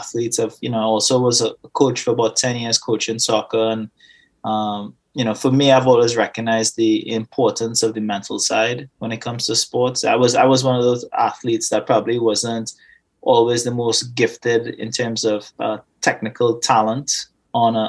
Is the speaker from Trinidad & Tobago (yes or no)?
yes; Trinidad & Tobago; moved away; I was born and raised Twin Islands of Trinidad and Tobago